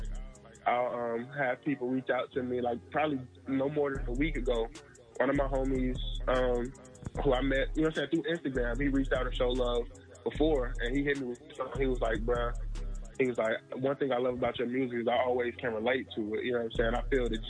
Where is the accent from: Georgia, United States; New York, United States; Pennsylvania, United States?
Georgia, United States; Ellenwood; I am from Ellenwood, Georgia. You know what I'm saying? Clayton County.